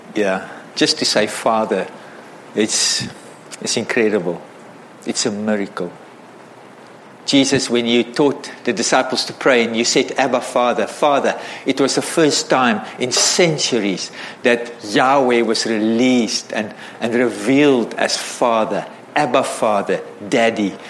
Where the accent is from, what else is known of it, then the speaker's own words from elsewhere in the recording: South Africa; I grew up in South Africa as a white South African